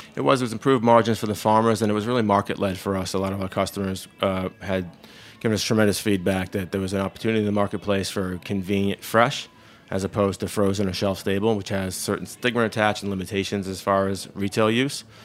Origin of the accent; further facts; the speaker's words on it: Massachusetts, United States; moved away as an adult; now in New Paltz, United States; I grew up farming in Massachusetts